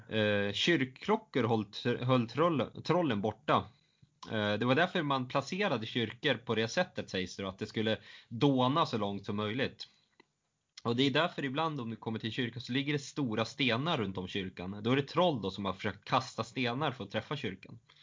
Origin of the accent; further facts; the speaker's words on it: southern Norrland, Sweden; Jag är från södra Norrland